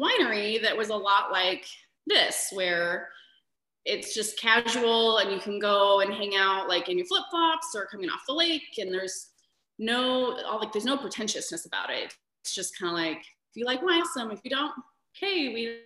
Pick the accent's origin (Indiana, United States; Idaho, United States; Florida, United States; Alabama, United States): Idaho, United States; Lewiston; moved away as an adult; also born or lived in Moscow, Idaho / Phoenix, Arizona; now in Coeur d'Alene, United States; I'm not from Coeur d'Alene, but from Lewiston